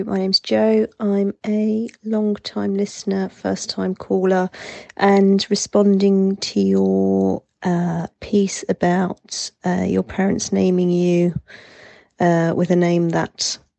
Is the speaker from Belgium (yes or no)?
yes; Belgium; We grew up in Belgium